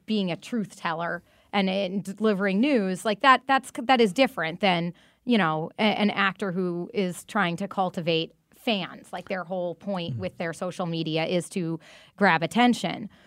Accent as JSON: {"language": "English", "region": "Massachusetts", "country": "United States", "said": "I'm, I'm from Massachusetts"}